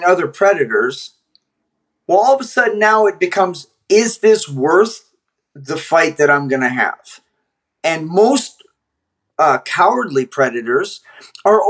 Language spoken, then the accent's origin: English; Canada; I'm Canadian